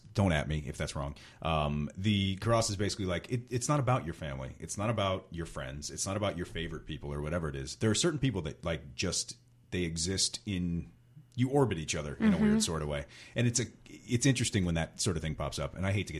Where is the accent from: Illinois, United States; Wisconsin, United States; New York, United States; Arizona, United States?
Wisconsin, United States; Kenosha; We are from Kenosha.